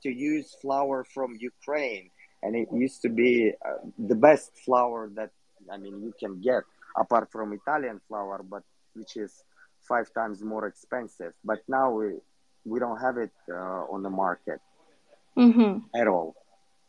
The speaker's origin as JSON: {"language": "English", "country": "Kyrgyzstan", "said": "I'm from Kyrgyzstan"}